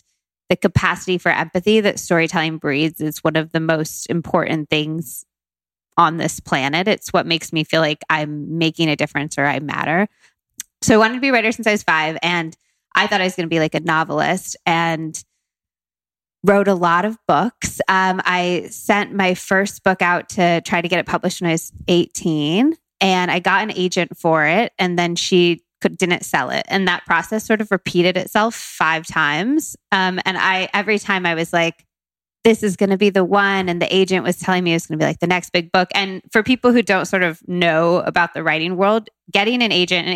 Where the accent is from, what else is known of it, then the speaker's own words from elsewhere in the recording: Modesto, California, United States; moved away as an adult; also born or lived in Tucson, Arizona / Berkeley, California / London, United Kingdom; now in New York, United States; I grew up half in Tucson, Arizona, and then half in Modesto, California, which isn't far from Sacramento